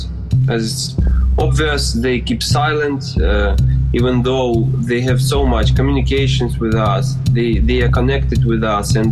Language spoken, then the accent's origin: English; Luhansk, Luhansk Oblast, Ukraine; English is a second language; now in Kyiv, Ukraine; a musician from Kyiv, originally born and raised in Luhansk